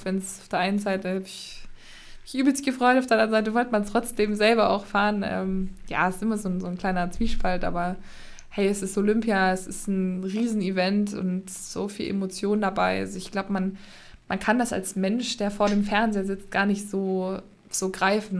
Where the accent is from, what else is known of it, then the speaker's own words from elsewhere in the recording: Magdeburg, Saxony-Anhalt, Germany; now in Erfurt, Germany; komme aus Erfurt, gebürtig aber Magdeburg